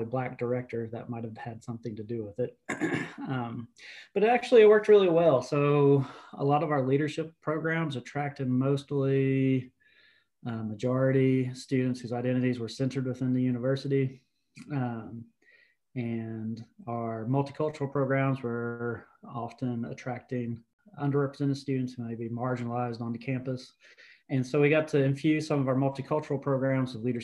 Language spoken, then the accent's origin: English; the Appalachians of North Carolina, United States; I grew up in the Appalachians of North Carolina to a blue collar family